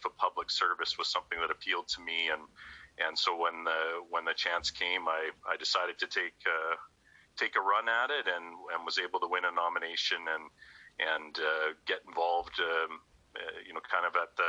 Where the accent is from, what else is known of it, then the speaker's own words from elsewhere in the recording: Chilliwack, British Columbia, Canada; I'm born and raised in Chilliwack, BC